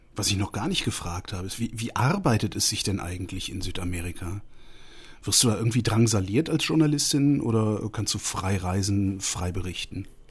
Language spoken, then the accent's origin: German; Allgäu, Germany; bei uns im Allgäu